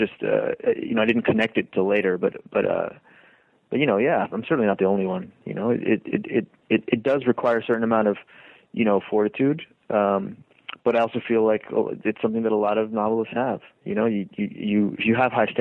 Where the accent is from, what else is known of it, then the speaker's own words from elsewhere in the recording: Hoover, Alabama, United States; also born or lived in Lima, Peru; I was raised in Birmingham, Alabama, in Hoover, Alabama, in fact.